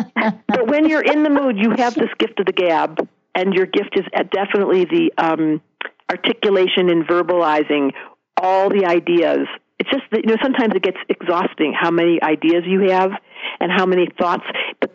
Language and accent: English; Detroit, Michigan, United States; now in Seattle area, United States; I'm from Detroit